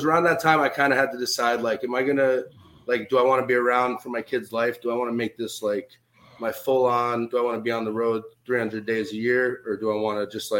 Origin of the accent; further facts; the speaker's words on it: Stamford, Connecticut, United States; moved away as an adult; also born or lived in New York City, New York; I was born in New York City, Manhattan, January 1st, 1990. I moved to Stamford, Connecticut, ironically, when I was 10 months old, and I lived there till I was about 18 years old.